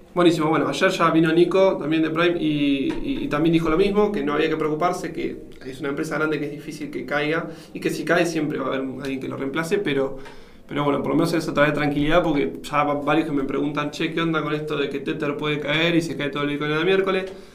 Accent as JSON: {"language": "Spanish", "country": "Argentina", "said": "siendo un argentino"}